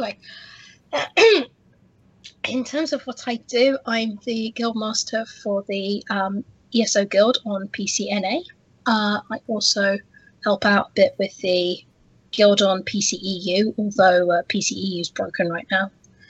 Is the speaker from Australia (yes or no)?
no; United Kingdom; And I'm British.